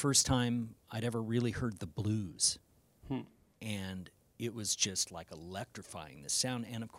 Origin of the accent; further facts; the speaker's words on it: Arizona, United States; this young kid growing up in Arizona